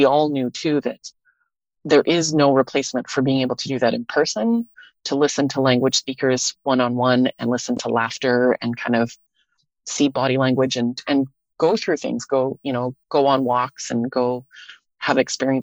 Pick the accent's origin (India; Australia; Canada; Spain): Canada; Thunder Bay, Ontario; also born or lived in Winnipeg; now in Vancouver, Canada; I grew up in Thunder Bay